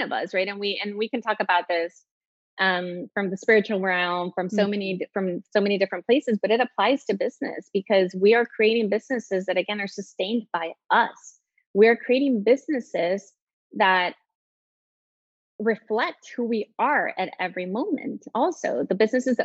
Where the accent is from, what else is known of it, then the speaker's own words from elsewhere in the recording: El Salvador; moved away as an adult; also born or lived in Texas; I was born in Texas, but I grew up in El Salvador. My mom still lives there, and my sisters, and I left at 18